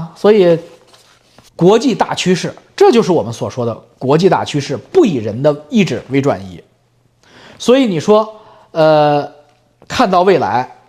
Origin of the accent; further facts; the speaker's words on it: China; moved away; 我们都是中国人